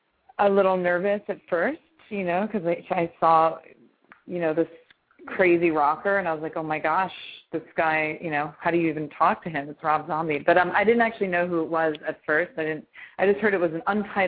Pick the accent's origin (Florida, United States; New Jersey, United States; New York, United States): New York, United States; now in Los Angeles, United States; I'm in L.A., but I love the East Coast because, you know, I'm a New Yorker, so got to stick to your roots